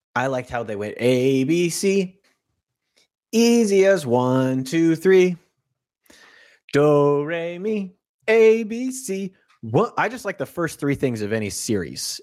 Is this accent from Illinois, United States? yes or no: no; Florida, United States; I'm from Florida